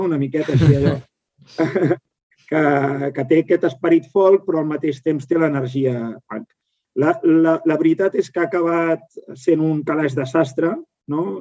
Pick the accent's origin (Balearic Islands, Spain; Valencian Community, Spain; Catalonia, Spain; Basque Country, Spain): Catalonia, Spain; Sant Joan de Vilatorrada; soc de Sant Joan de Vilatorrada, al costat de Manresa, al Bages, i aquí, clar, no és com a Barcelona.